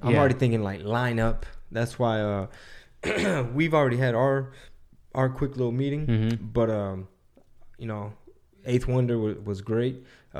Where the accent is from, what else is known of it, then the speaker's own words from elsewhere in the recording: Galveston, Texas, United States; And we came from, and we're from Galveston.